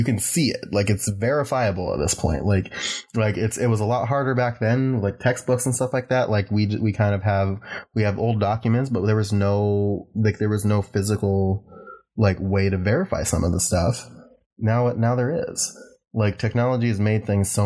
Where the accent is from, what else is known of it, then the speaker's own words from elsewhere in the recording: Ohio, United States; moved away; I'm from Ohio originally